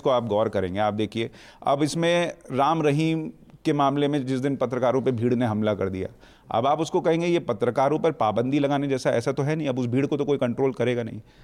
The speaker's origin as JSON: {"language": "Hindi", "region": "Bihar", "country": "India", "moved": "yes", "said": "मैं तो बिहार से आता हूँ"}